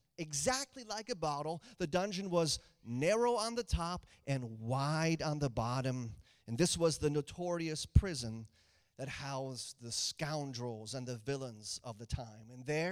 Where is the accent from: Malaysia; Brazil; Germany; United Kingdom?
Germany; also born or lived in Austria / Liechtenstein; I grew up in Germany as a missionary kid. German-speaking Europe has been my home since 1983, the Dark Ages. It is my home, and that's from where we base now.